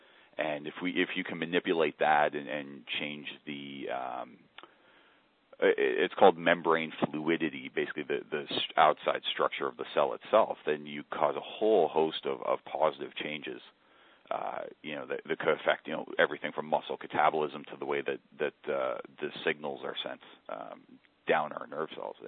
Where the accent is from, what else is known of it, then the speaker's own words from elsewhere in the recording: Kitchener-Waterloo, Ontario, Canada; Just southwest of you, Kitchener-Waterloo, and that's if you've never heard of Waterloo, you probably will within the next decade.